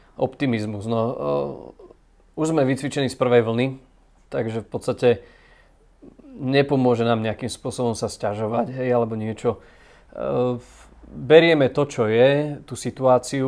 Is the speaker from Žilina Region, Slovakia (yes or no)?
no; Bratislava, Bratislava Region, Slovakia; u nás v Bratislave